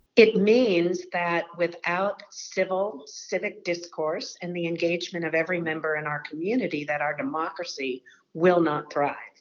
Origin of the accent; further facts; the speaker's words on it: Texas, United States; moved away as an adult; now in Washington, United States; I worked in state government in my home state of Texas for the State Department of Education there